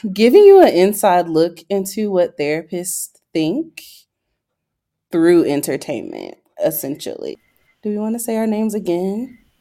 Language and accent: English; Greenville, North Carolina, United States; now in Denver, United States; I am from Greenville, North Carolina